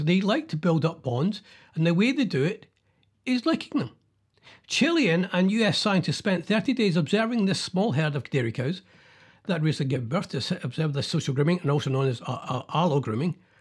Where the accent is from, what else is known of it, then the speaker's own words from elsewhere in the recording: Scotland, United Kingdom; being Scottish